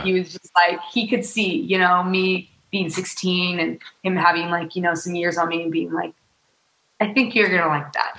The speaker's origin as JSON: {"language": "English", "region": "Utah", "country": "United States", "tie": "born or raised there", "moved": "as an adult", "lives_now": "Los Angeles, United States"}